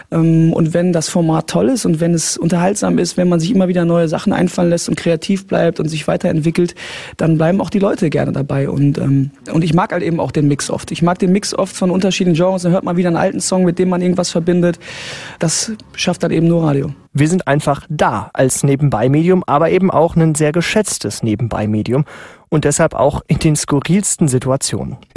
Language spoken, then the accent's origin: German; Berlin, Germany; born there; Äh, ich bin geboren in Berlin.